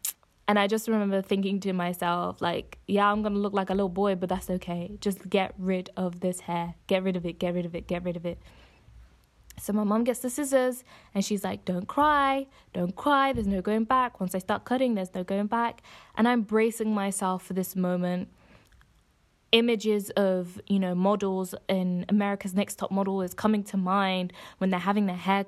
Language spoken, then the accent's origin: English; Coventry, West Midlands, United Kingdom; moved away as an adult; I'm originally from the Midlands, so from Coventry, and I decided to go to the University of Essex.